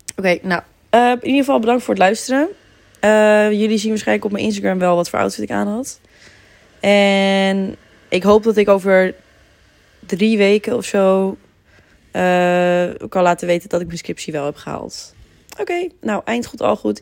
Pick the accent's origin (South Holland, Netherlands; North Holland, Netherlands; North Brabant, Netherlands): North Holland, Netherlands; Heemskerk; ik kom niet uit Amsterdam, ik kom uit Heemskerk